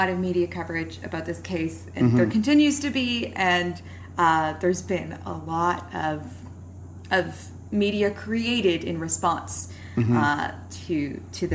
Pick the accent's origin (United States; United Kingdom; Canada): Canada; I'm a Canadian